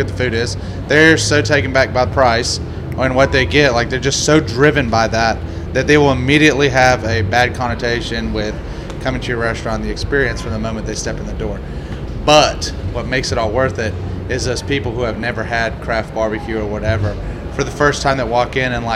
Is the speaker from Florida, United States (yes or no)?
no; Houston, Texas, United States; I'm from Houston